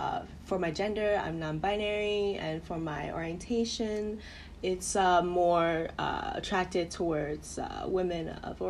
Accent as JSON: {"language": "English", "region": "Hanoi", "country": "Vietnam", "tie": "born or raised there", "said": "I spent my whole life in Hanoi, Vietnam."}